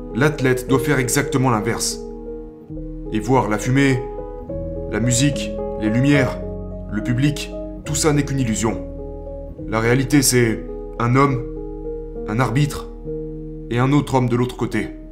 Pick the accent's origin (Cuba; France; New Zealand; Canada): New Zealand; quand j'étais enfant, j'ai grandi en Nouvelle-Zélande, dans une région très rurale.